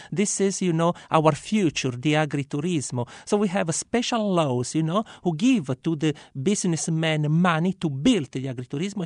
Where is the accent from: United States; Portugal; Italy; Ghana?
Italy; Sicily; Sicilian first, then European, and then Italian. Our identity in Sicily is very important